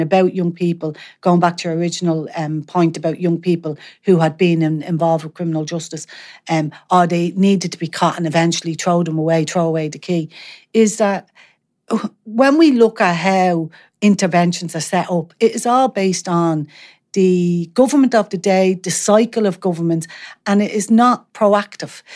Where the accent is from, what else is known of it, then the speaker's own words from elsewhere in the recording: Dublin, Leinster, Ireland; I grew up in Artane